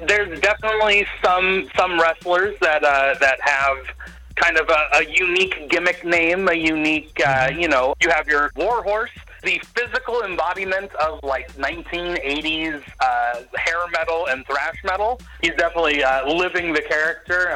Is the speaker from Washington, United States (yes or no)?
yes; Everett, Washington, United States; I'm also born and raised in Everett